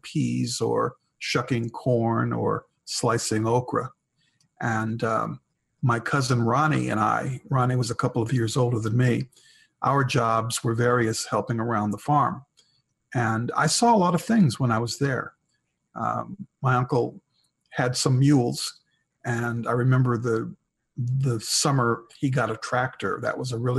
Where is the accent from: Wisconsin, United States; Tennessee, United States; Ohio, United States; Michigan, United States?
Wisconsin, United States; Milwaukee; I grew up in Milwaukee, Wisconsin. I was a city boy.